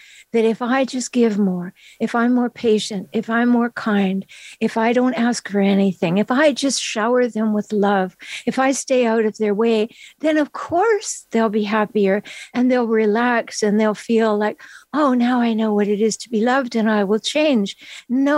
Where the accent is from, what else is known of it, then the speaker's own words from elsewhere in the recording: Vancouver Island, British Columbia, Canada; moved away as an adult; now in San Diego, United States; I'm from Canada. So I moved after my children were grown. I moved to San Diego.